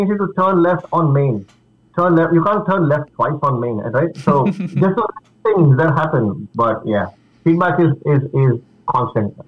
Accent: Mumbai, Maharashtra, India; now in United States; I grew up in Mumbai

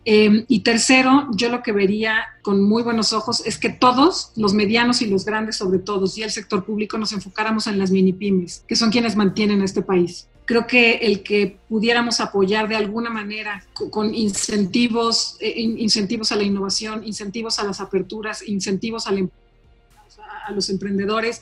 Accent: Mexico City, Mexico; yo soy una mexicana de hueso colorado, yo nací y crecí en esta ciudad de México

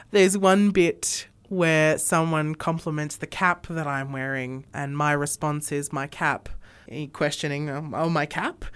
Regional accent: Sydney, New South Wales, Australia; moved away as an adult; now in Armidale, Australia; I grew up in Sydney.

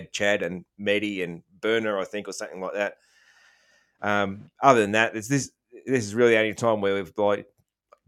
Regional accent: Australia; I'm an Aussie

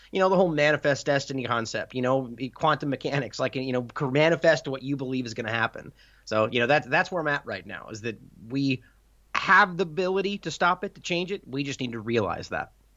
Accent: United States; I'm an American broadcasting in the U S

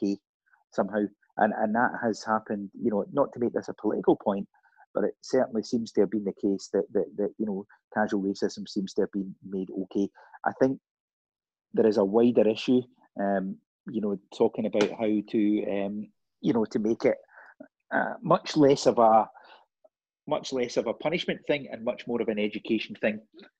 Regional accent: Scotland, United Kingdom; I'm Scottish

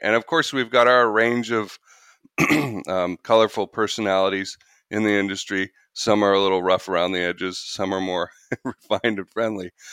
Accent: Canada; moved away as an adult; now in United States; I'm Canadian

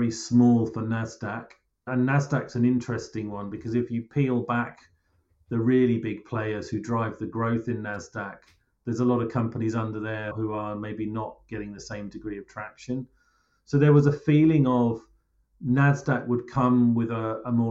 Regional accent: Cambridgeshire, East of England, United Kingdom; I grew up actually in Cambridgeshire, which is where I now live again and have done for a while.

